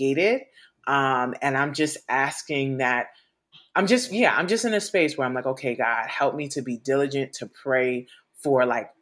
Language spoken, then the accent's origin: English; New York City, New York, United States; I grew up in New York City.